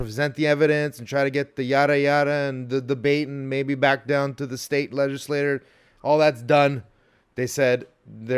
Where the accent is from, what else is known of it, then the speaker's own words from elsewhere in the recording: Montebello, California, United States; I grew up in Montebello with 90% Hispanic overall.